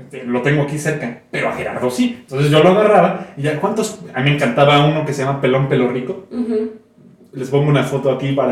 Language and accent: Spanish; Venezuela; Saludo a mi pueblo venezolano querido.